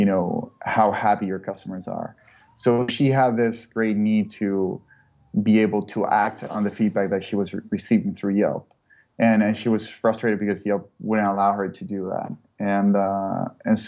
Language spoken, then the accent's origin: English; Chile; moved away as an adult; now in San Francisco, United States; I'm originally from Chile